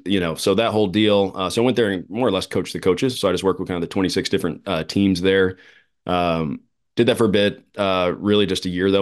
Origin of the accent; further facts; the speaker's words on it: Phoenix, Arizona, United States; here in my hometown